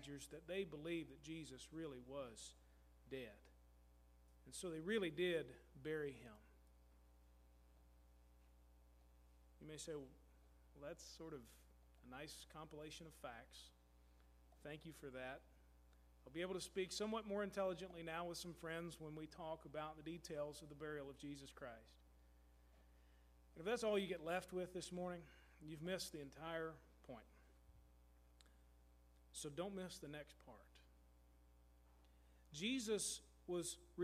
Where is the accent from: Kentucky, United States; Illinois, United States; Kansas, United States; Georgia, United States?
Kentucky, United States; Louisville; moved away; Louisville is my hometown